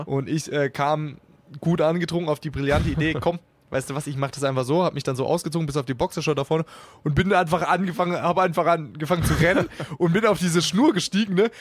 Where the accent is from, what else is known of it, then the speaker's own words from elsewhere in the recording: Karlsruhe, Baden-Württemberg, Germany; moved away; ich komme ursprünglich aus Karlsruhe